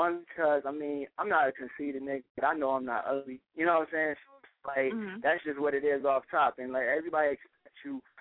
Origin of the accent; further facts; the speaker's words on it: North Carolina, United States; moved away; also born or lived in Newark, New Jersey; go back home to North Carolina